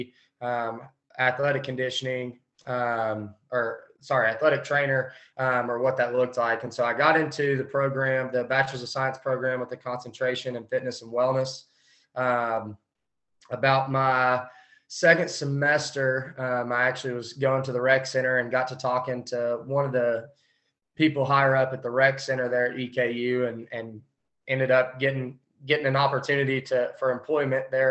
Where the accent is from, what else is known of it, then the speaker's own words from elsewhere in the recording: Pikeville, Kentucky, United States; moved away as an adult; now in Mount Washington, United States; I'm from Eastern Kentucky, a little small town called Pikeville